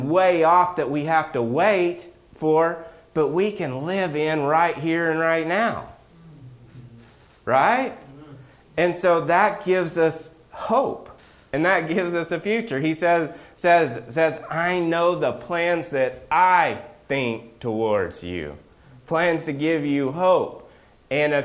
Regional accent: Oklahoma, United States; where I grew up in Oklahoma

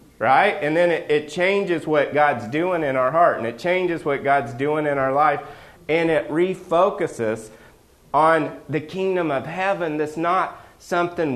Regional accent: Oklahoma, United States; where I grew up in Oklahoma

